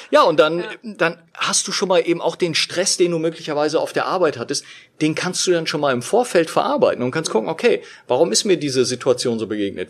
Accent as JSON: {"language": "German", "region": "Berlin", "country": "Germany", "tie": "born or raised there", "said": "in unserer Berliner Wohnung, wo ich, wo ich aufgewachsen bin"}